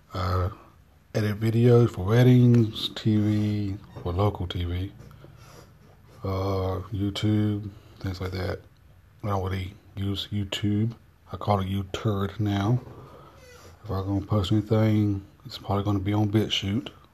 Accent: North Carolina, United States; I'm from North Carolina, so which is why my uh, voice sounds a little bit weird to those Yankees

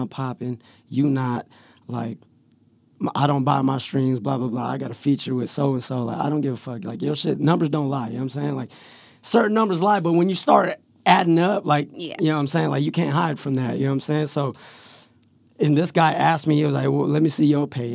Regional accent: Stockton, California, United States; Growing up in Stockton was hard and easy at the same time

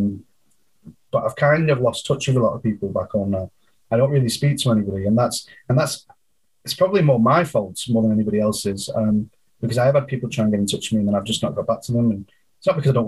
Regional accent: Clitheroe, North West England, United Kingdom; moved away as an adult; now in Canada; I moved over to England when I was 3 months old

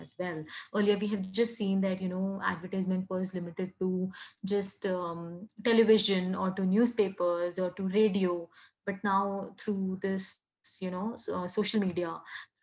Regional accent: Kanpur, Uttar Pradesh, India; moved away; originally I'm from Kanpur, which is a small town

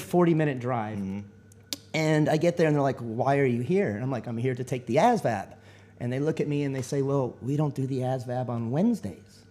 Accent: Texas, United States; moved away as an adult; I was born and raised in Texas and um, I ended up, uh, you know, I lived there all my life

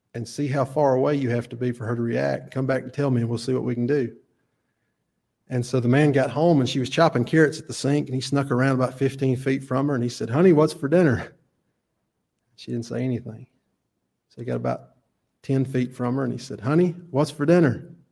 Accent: Chelsea, Alabama, United States; I'm from Chelsea. I went to Alabama.

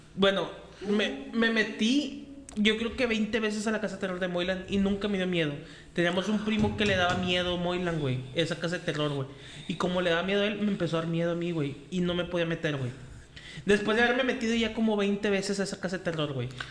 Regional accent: Monterrey, Nuevo León, Mexico; ya vivíamos aquí en Monterrey

